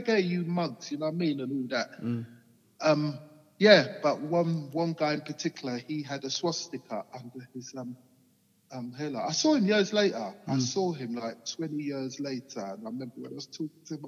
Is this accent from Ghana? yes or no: no; Hillingdon, London, United Kingdom; I grew up in Hillingdon with white people